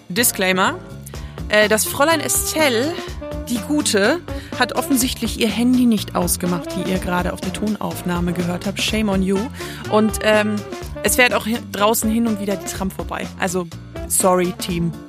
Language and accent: German; France; Ja, aber als Französin kann